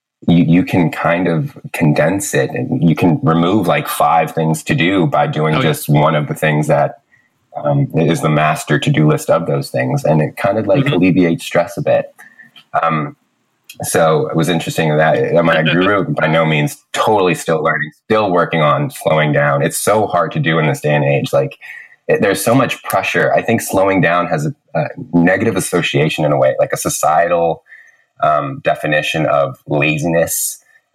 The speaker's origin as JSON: {"language": "English", "town": "San Francisco", "region": "California", "country": "United States", "tie": "born or raised there", "moved": "as an adult", "lives_now": "Vancouver, Canada", "said": "Childhood is San Francisco, Lakeview. I went to San Francisco Waldorf High School"}